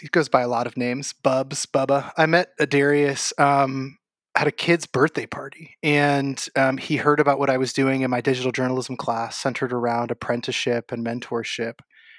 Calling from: Ojai, California, United States; I am. We moved in July from Waimea to Ojai, which is a beautiful part of Southern California, but does not hold a candle to Waimea.

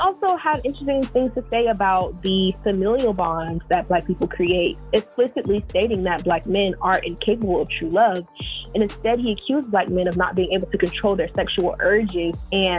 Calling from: Florida, United States; I am calling from Florida. I'm currently an undergrad student at Florida State University

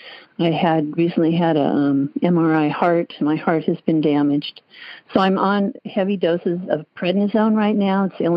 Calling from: Pleasanton, California, United States; and I'm from Pleasanton, California.

